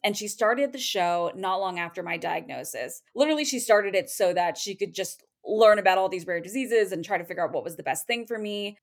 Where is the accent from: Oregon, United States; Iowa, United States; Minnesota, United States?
Oregon, United States; Portland; I am from the Portland, Oregon metro area.